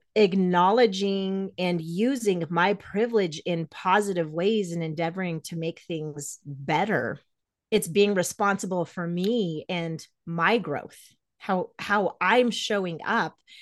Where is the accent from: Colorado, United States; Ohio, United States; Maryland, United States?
Colorado, United States; Greeley; also born or lived in New York; I was raised in Greeley, Colorado, as a Jehovah's Witness